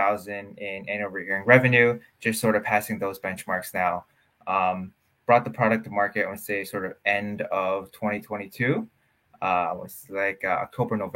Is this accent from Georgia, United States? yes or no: no; New Jersey, United States; was doing software engineering at a magnet high school in over here in Jersey